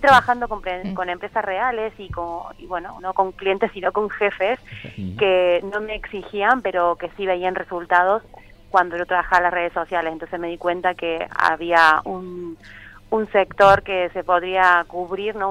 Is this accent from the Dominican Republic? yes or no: no; Argentina; moved away as an adult; now in Barcelona, Spain; yo soy una argentina que lleva 14 años aquí en Barcelona